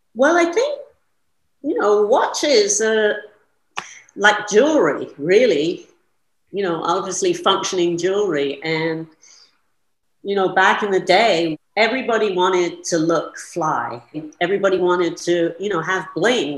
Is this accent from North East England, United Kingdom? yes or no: no; London, United Kingdom; moved away as an adult; also born or lived in New York City; I was born in London and I grew up there